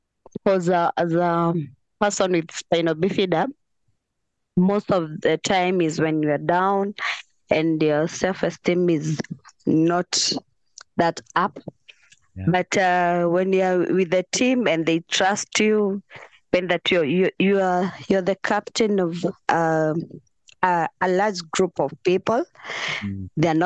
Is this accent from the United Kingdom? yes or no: no; Nairobi, Kenya; I'm from Kenya. In Nairobi.